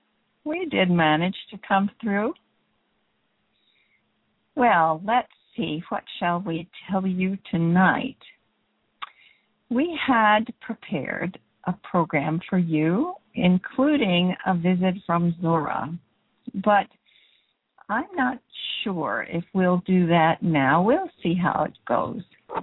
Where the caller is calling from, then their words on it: Canada; I guess because I'm calling from Canada.